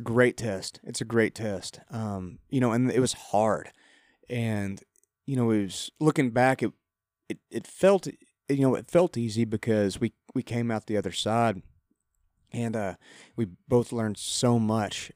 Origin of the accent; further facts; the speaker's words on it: Lubbock, Texas, United States; moved away as an adult; also born or lived in College Station, Texas; now in Nashville, United States; I grew up in Lubbock, but went to school at Texas A&M.